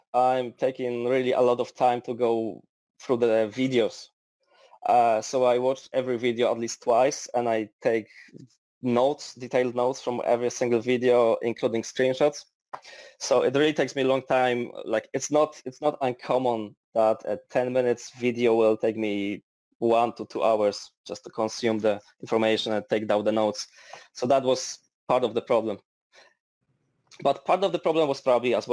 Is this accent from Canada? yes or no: no; Poland; moved away as an adult; now in Dublin, Ireland; I come from Poland. I'm 29, and for the past 4 years I've been living in Dublin, Ireland.